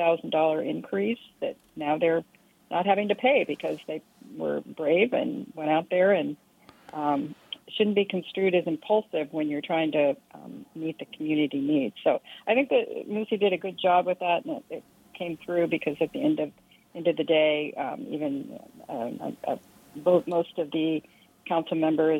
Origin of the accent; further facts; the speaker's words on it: Southern Oregon, United States; now in Palmer, United States; in my hometown, longest standing newspaper in Southern Oregon, closed its doors